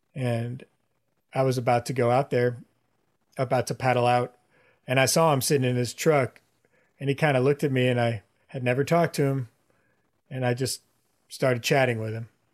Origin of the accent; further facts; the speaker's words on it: Houston, Texas, United States; now in Austin, United States; I grew up in Houston